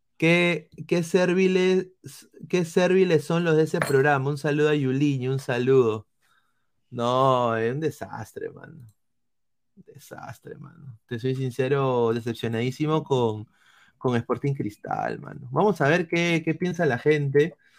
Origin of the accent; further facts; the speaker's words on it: Peru; como peruanos